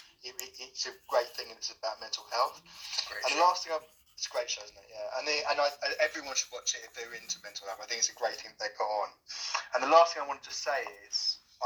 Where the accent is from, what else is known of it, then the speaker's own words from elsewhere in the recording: London, United Kingdom; I'm from London.